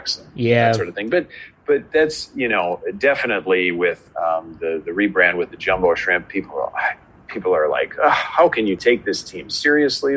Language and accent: English; St. Cloud, Minnesota, United States; now in Akron, United States; St. Cloud, Minnesota, my hometown, is the Granite City is its nickname